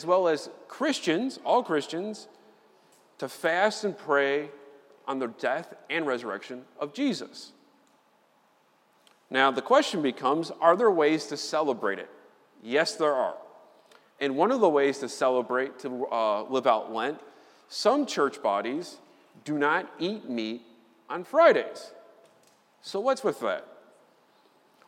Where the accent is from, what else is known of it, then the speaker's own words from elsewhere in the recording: Chicago, Illinois, United States; I'm from Chicago